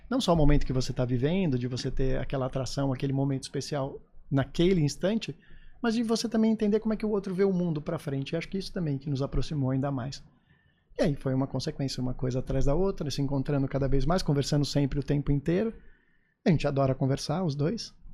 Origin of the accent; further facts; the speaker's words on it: São Paulo, Brazil; now in Florianópolis, Brazil; sou, sou paulistano.